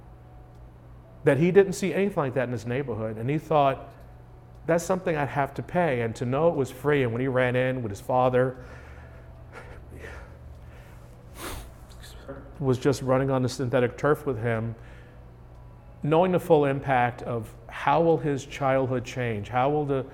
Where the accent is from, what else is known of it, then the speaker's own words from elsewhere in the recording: New York, United States; moved away; I grew up in New York.